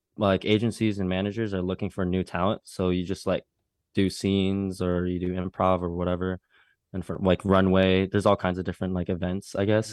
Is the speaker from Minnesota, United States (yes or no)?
yes; Minnesota, United States; growing up in the Midwest, I grew up in Minnesota